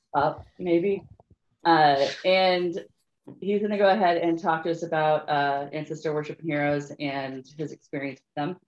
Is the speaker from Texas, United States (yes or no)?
no; Northern California, United States; I grew up in Northern California in a, in a town that was very migrant workery